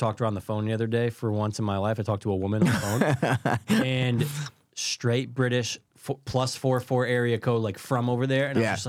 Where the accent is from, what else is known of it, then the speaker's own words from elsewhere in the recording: Russia; English is a second language; I come from Russia.